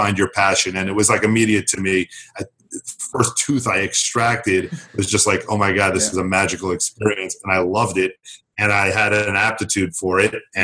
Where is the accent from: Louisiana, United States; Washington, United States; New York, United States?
New York, United States; suburbs of New York City, United States; born or raised there; moved away as an adult